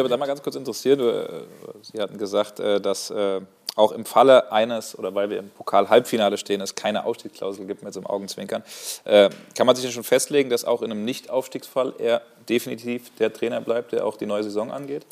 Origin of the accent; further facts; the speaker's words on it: Frankfurt, Hesse, Germany; Ich komme selbst aus Frankfurt